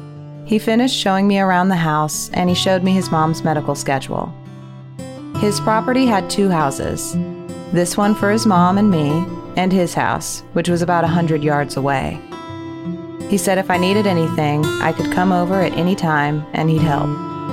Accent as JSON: {"language": "English", "region": "Colorado", "country": "United States", "tie": "born or raised there", "said": "I had been born and raised in Colorado, so anything that didn't look like a Coors beer commercial was foreign to me."}